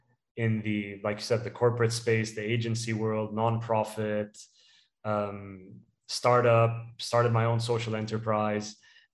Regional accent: Dubai, United Arab Emirates; also born or lived in United Kingdom; So I was born in the UK and I was raised in Dubai. I'm ethnically Palestinian, and Dubai is home for me.

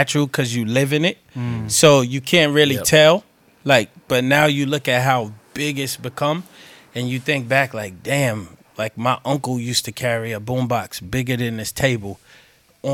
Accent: New York City, New York, United States; moved away as an adult; now in Sydney, Australia; Queens. Big Apple. Jamaica, Queens, New York.

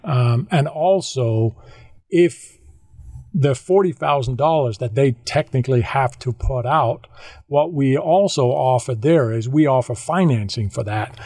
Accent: Denmark; moved away as an adult; I, I, am from Denmark. I grew up in Denmark uh, the first 40 years of my life there

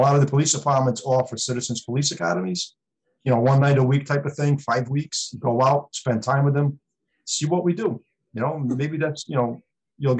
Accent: Providence, Rhode Island, United States; now in East Providence, United States; I grew up in Providence. I lived in East Providence since 97, but I work in Bristol

